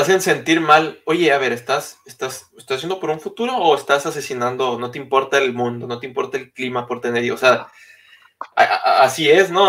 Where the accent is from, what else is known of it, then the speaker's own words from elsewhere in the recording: Mexico; como mexicanos